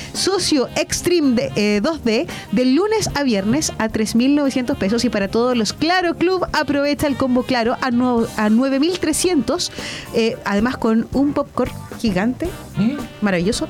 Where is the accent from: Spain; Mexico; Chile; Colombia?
Chile; somos los chilenos